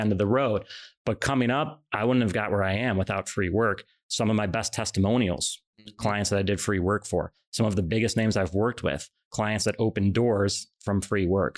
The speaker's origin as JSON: {"language": "English", "region": "Illinois", "country": "United States", "tie": "born or raised there", "said": "I grew up in Illinois"}